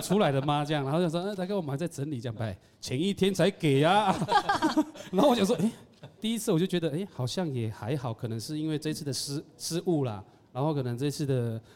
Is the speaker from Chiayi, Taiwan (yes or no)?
no; Taitung, Taitung County, Taiwan; 我是台东人，然后在这个土地上面